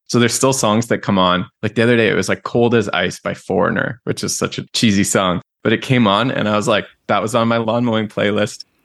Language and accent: English; Canada; I'm Canadian.